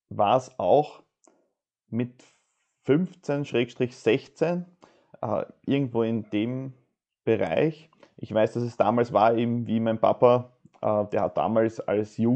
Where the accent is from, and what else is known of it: Austria